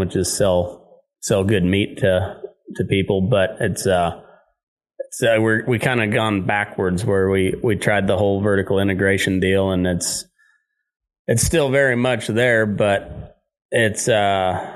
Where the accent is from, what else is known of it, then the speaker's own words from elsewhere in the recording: Southeast Colorado, United States; I grew up in Southeast Colorado